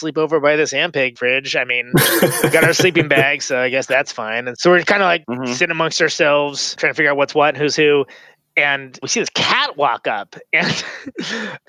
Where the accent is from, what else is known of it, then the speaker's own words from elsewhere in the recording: Oakland, California, United States; we're from Oakland. We're pretty far from home.